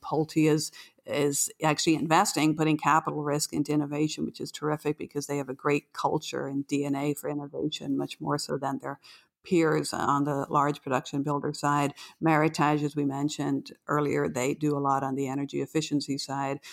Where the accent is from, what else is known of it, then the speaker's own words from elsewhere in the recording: Ireland; now in New York, United States; as a fellow patriot from Ireland